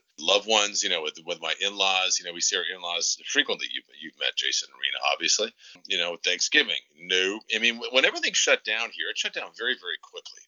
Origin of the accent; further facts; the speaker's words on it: Canada; now in United States; I grew up a large portion of my youth in Canada and namely in Prince Edward Island and Nova Scotia.